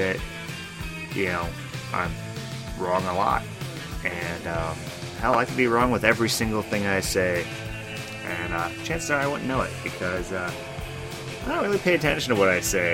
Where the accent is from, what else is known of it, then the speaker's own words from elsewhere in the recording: United States; I'm an American.